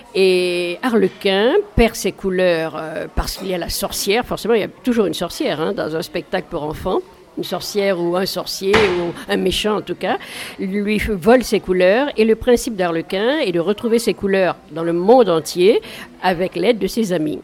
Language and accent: French; Mali; moved away as an adult; also born or lived in Paris; moi j'ai grandi, je suis née au Mali, euh, donc euh, jusqu'à l'âge de 18 ans, et après je suis venue à Paris faire mes études